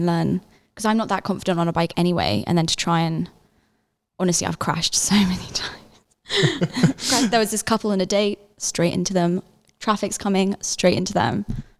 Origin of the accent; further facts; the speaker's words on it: London, United Kingdom; moved away as an adult; now in Netherlands; I'm from London. I'm here on exchange, studying economics